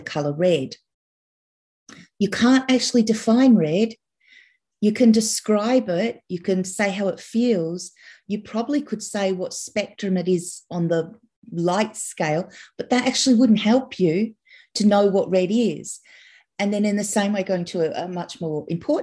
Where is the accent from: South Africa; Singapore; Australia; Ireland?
Australia; I'm Australian.